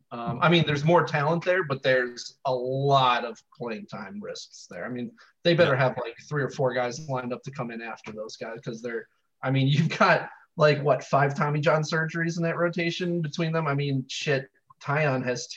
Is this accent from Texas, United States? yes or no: no; Cleveland, Ohio, United States; growing up in Cleveland